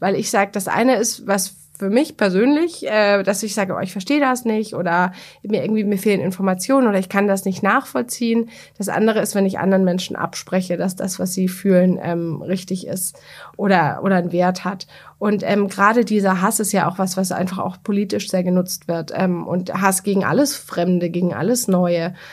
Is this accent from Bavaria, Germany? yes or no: yes; Bavaria, Germany; ich komme aus Bayern